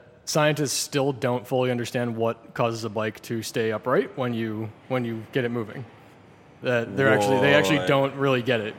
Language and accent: English; Northeast, United States; moved away; I grew up in the Northeast where bikes are a little bit more appreciated.